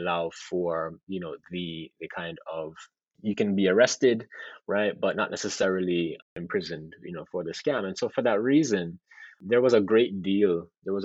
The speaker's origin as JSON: {"language": "English", "town": "Montego Bay", "region": "Saint James", "country": "Jamaica", "said": "I am from Montego Bay. I have family in Montego Bay"}